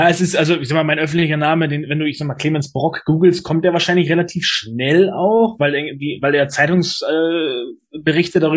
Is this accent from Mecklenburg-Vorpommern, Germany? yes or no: yes; Neustadt-Glewe, Mecklenburg-Vorpommern, Germany; ich bin in, äh, jetzt momentan in Neustadt an der Weinstraße. Passt nicht ganz, aber ist okay. Ich komme auch aus Neustadt, aber Kleve.